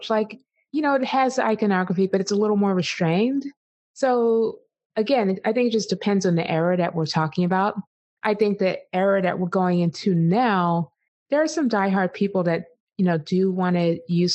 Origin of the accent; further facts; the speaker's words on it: East Coast, United States; I grew up on the East Coast in the 80s.